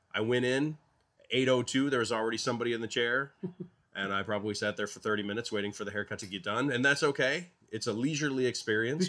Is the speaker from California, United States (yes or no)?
no; Bronson, Michigan, United States; when I was growing up, we in my hometown of Bronson, Michigan